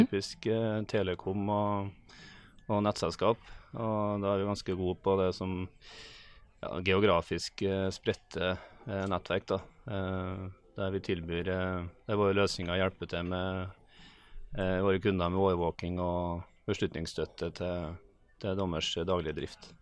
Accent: Melhus, Trøndelag, Norway; Melhusbygg utenfor eh, Trondheim

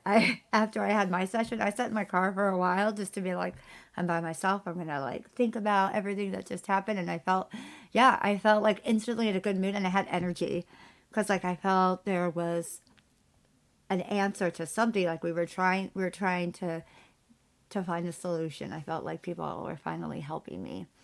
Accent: California, United States; I'm Californian

